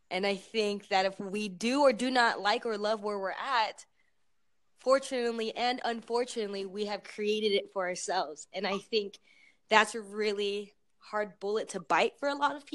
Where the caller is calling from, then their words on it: Tucson, Arizona, United States; Okay, well I'm I'm calling from Arizona.